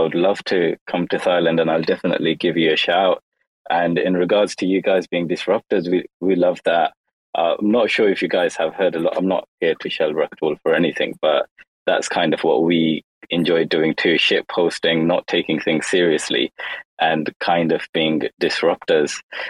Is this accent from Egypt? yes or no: no; London, United Kingdom; born there; moved away; also born or lived in Kashmir; I was actually born in London. I was born in the UK, but then I moved abroad to Asia, and I moved to Kashmir.